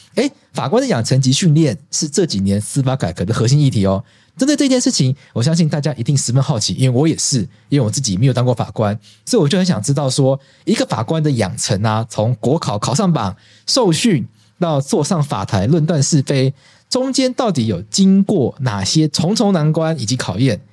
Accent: Taiwan; 我们台湾人还是要有这个守法的精神

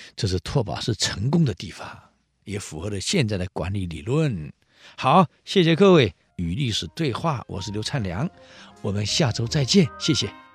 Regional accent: Taiwan; 我是新竹人，吃米粉，啊。吃饭，吃稀饭，我们是这样长大的

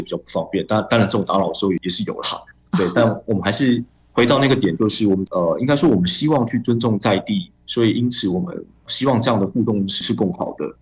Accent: Taipei, Taiwan; 我是台北人

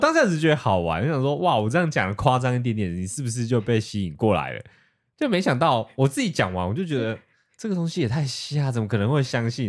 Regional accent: Taiwan; 因为我是台湾人

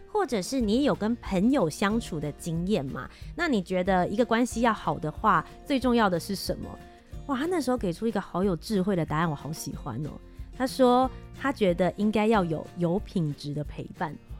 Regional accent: Kaohsiung, Taiwan; 我是高雄人

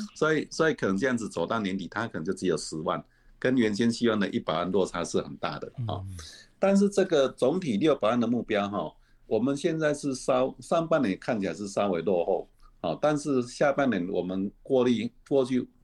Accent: Taiwan; 我们台湾人

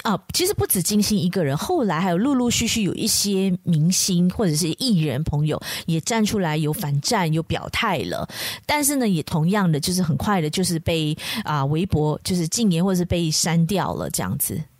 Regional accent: Malaysia; 我们马来西亚人

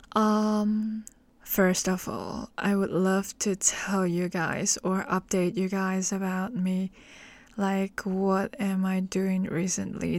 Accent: Hong Kong; English is a second language; I'm from Hong Kong.

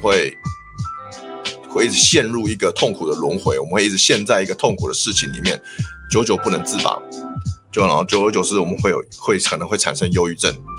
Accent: Taiwan; 我们台湾人

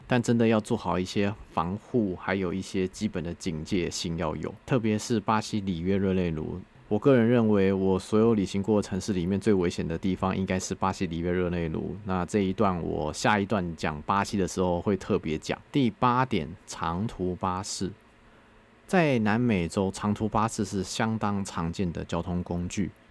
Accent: Taiwan; 我是台湾来的

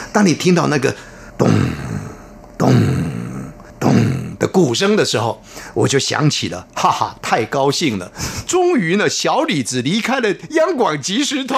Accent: Taiwan; 这个是比较传统的，呃，闽南话，啊，台湾话

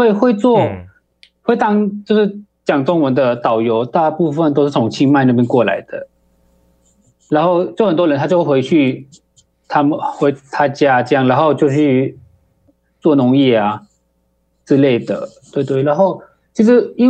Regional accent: Thailand; 哦、呃，我都是泰国的，哦，就是跟泰国小朋友一模一样。

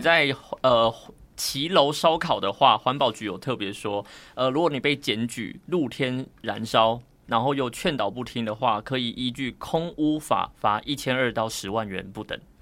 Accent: Tainan, Taiwan; moved away; 我也想要天天都在台南

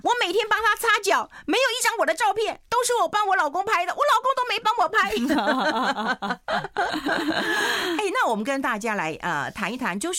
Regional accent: Taiwan; 我们台湾人怎么可以不看她？

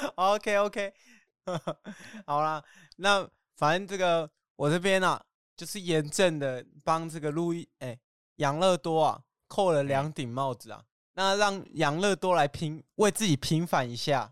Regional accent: Tainan, Taiwan; moved away as an adult; also born or lived in Keelung; now in Taichung, Taiwan; 可是我在台南长大啊

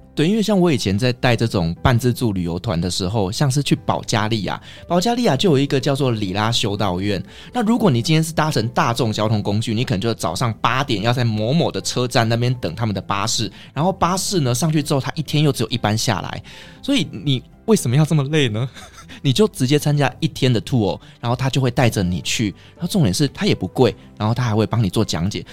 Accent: Taiwan; 食物，又是我们台湾人会喜欢的

